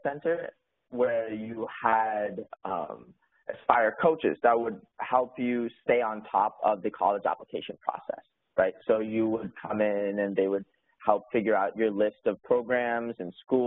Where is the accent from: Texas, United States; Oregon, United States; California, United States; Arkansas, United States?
Oregon, United States; moved away as an adult; now in Pittsburgh, United States; So I am originally from Oregon, and I actually graduated high school in 2017. And before Carnegie Mellon, I spent 2 years at Oregon State University, which is close by actually to where I grew up